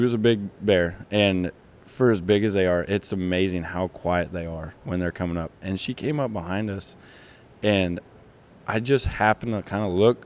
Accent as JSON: {"language": "English", "region": "Kansas", "country": "United States", "tie": "born or raised there", "said": "grew up in Kansas, from Kansas"}